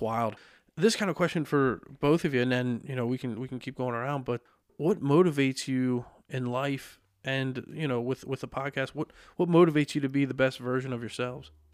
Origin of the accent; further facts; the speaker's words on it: Lebanon, Pennsylvania, United States; born and raised in Lebanon.